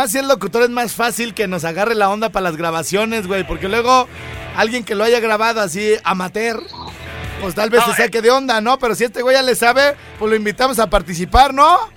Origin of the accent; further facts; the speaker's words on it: Guadalajara, Jalisco, Mexico; yo, yo, yo soy de Guadalajara y estoy calvo y me dicen que soy un pelón de Jalisco.